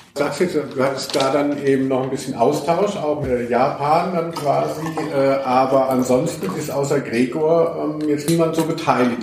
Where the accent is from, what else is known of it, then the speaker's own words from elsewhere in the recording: Hesse, Germany; moved away; also born or lived in Cologne; ich bin ja schon gebürtiger Hesse, war aber über 20 Jahre in Köln.